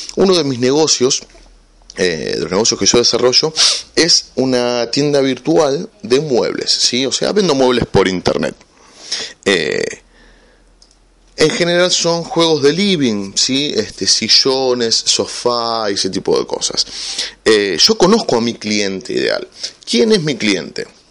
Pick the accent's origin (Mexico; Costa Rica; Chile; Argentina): Argentina; aquí en mi país, en Argentina, somos 40 millones de habitantes.